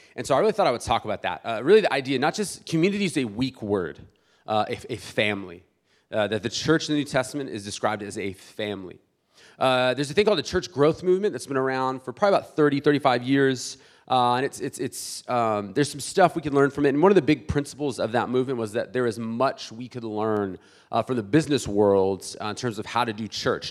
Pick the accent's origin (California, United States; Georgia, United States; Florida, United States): California, United States; South Bay, San Diego; I'm from South Bay originally